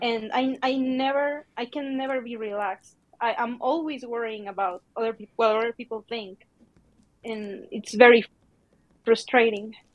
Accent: Mexico; I'm from Mexico

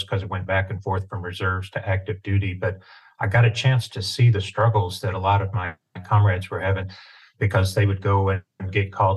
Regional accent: East Tennessee, United States; I had a great childhood growing up in East Tennessee, farm boy

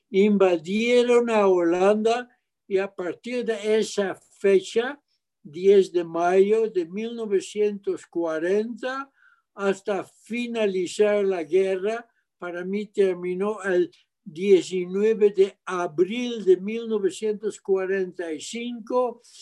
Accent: Mexico; born there; vamos a México. México, dije, que ya es mi tierra, ahí nací.

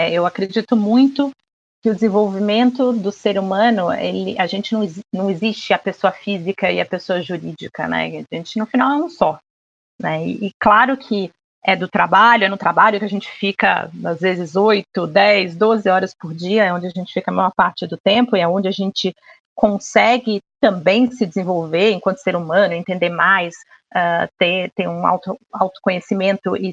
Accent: Rio de Janeiro, Brazil; now in São Paulo, Brazil; eu sou carioca, tá? Mas é que eu já tô mais apaulistada do que, do que carioca.

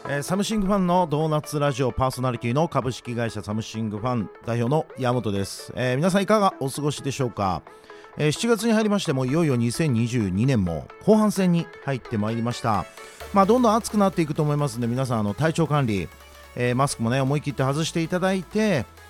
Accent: Osaka, Japan; いや僕もずっと大阪なんですけども

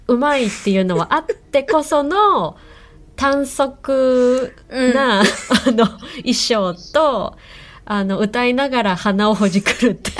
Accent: Hiroshima, Japan; 私地元広島なんですけど

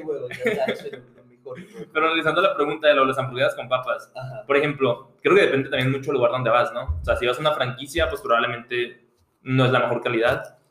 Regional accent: Mexico; now in United States

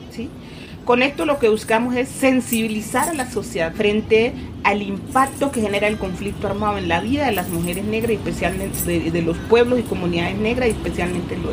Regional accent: Chocó, Colombia; born there; Yo nací en el Chocó, tierra bella, tierra rica, próspera y abandonada

